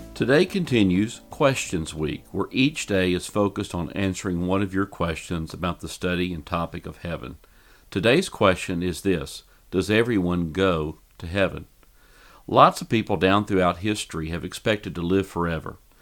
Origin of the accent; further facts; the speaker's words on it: Fort Worth, Texas, United States; here in my hometown of Fort Worth, Texas